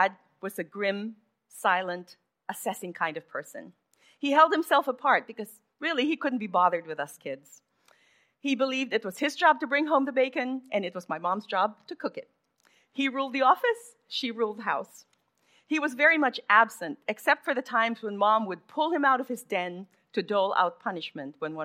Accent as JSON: {"language": "English", "town": "Manila", "region": "Metro Manila", "country": "Philippines", "tie": "born or raised there", "said": "I grew up in Manila"}